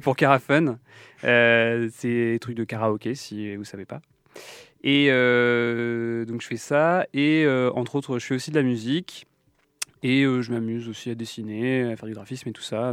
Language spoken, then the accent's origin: French; Lorient, Brittany, France; also born or lived in Brest; now in Nantes, France; j'ai grandi à Lorient